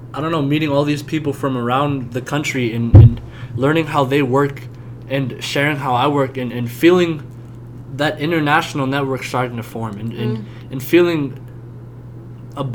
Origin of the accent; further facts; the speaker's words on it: United States; a large part of being American, whether we address it or not, is that there's trauma. Like, in the back of our heads, we know there's trauma in this country